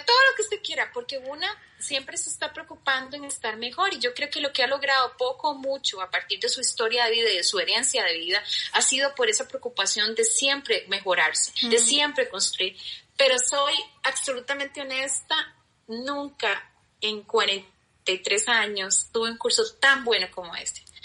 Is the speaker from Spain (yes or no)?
no; Costa Rica; mi tierra querida Costa Rica